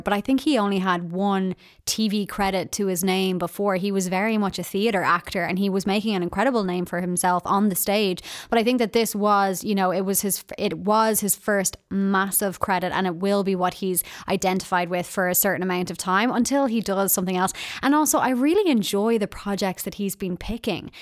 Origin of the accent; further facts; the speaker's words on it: Ireland; being Irish